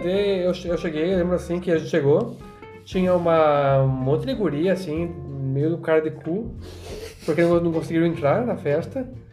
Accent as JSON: {"language": "Portuguese", "country": "Brazil", "said": "eu sou brasileiro, eu tenho cidadania polonesa"}